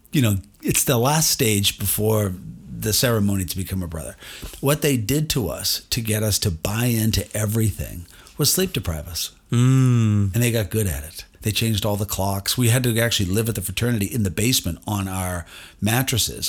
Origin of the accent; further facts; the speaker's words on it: United States; I'm an American